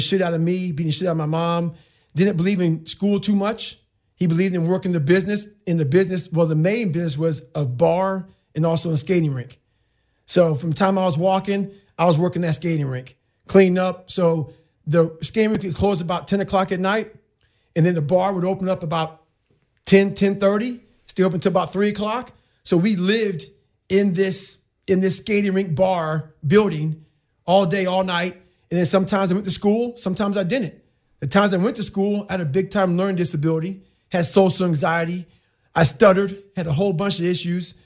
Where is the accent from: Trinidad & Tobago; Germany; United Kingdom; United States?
United States; Brazil, Indiana; also born or lived in Buffalo, New York; Growing up in Brazil